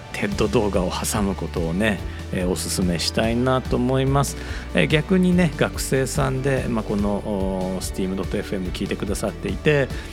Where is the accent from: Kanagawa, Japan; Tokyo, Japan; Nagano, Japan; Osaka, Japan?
Osaka, Japan; 僕大阪人なので、えー、何々させてもらうというのついつい言っちゃう